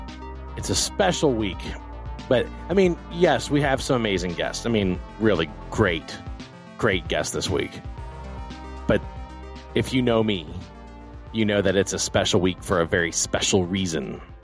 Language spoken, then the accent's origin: English; Baton Rouge, Louisiana, United States; we beat Southern University out of my hometown of Baton Rouge. The Astros are, you know, I'm a Texas guy.